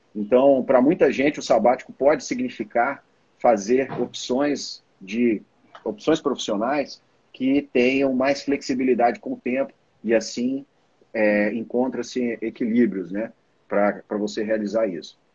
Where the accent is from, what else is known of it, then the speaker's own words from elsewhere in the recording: Belo Horizonte, Minas Gerais, Brazil; eu sou mineiro de Belo Horizonte